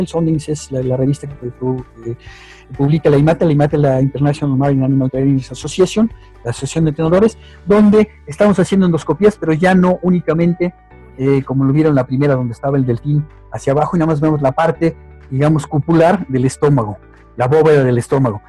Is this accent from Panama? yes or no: no; Mexico; como mexicano